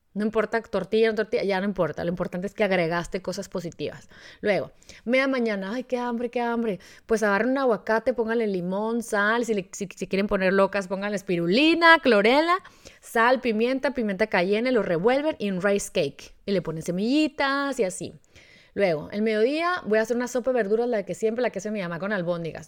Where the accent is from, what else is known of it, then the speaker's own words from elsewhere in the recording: Mexico; como mexicanos